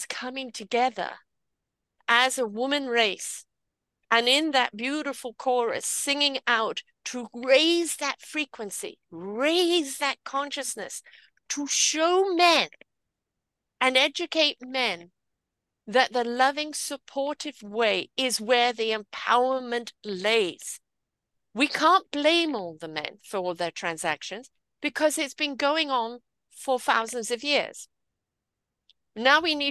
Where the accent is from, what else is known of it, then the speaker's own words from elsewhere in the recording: United Kingdom; I'm British. I have a different culture.